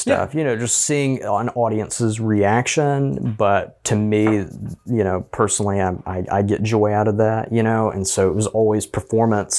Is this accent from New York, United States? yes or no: no; Auburn, Alabama, United States; also born or lived in Opelika, Alabama; I was in Auburn City Schools most of my life